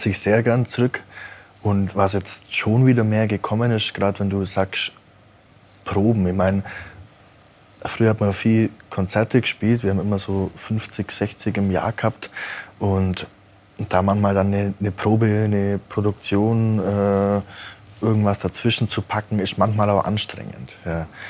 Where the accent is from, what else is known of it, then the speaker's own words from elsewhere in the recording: Kaufbeuren, Bavaria, Germany; wo ich herkomme, aus Kaufbeuern